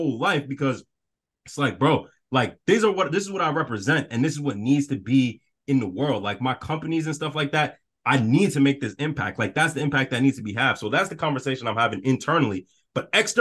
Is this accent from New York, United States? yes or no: yes; New York City, New York, United States; I'm from the South Bronx